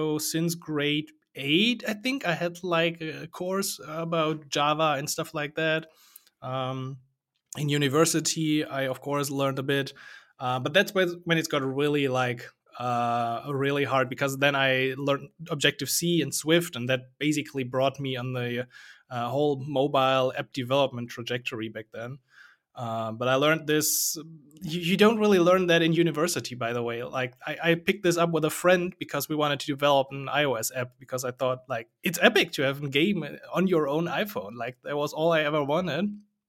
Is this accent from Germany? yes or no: yes; Germany; English is a second language; from Germany.